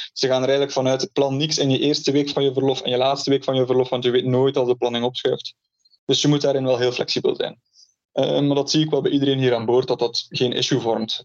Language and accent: Dutch; Ghent, Flanders, Belgium; moved away as an adult; also born or lived in Canada; now in Oregon, United States; dus ik ben geboren in, eh, in Gent.